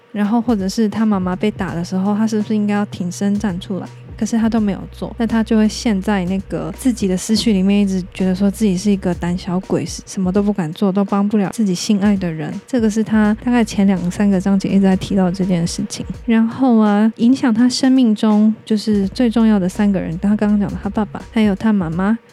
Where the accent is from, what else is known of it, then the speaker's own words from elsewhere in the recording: Taiwan; 我们台湾人比较听得懂的字